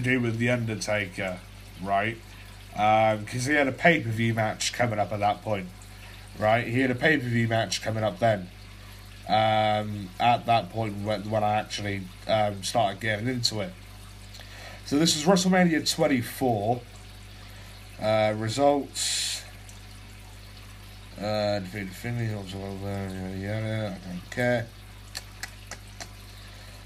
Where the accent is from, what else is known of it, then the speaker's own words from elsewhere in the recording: England, United Kingdom; I'm a 17 year old Brit, right, I'm from England